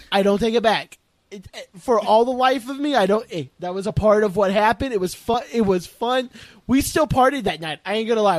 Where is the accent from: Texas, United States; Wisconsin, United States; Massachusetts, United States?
Texas, United States; also born or lived in Oklahoma; I moved here when I was ten